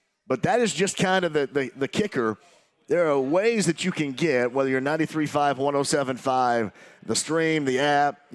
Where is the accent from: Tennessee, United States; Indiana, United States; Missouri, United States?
Indiana, United States; Southern; I'm from Southern Indiana. I can say Skull and get away with it.